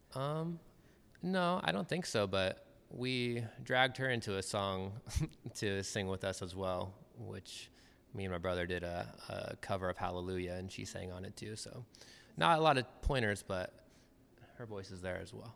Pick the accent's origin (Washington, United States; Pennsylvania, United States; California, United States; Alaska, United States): Washington, United States; Federal Way; also born or lived in Bellingham, Washington; I was born in Federal Way, um, and I've lived. I lived there until I graduated high school